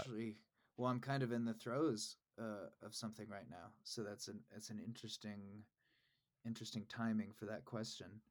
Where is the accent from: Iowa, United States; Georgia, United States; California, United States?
Iowa, United States; Des Moines; I grew up in Des Moines, Iowa.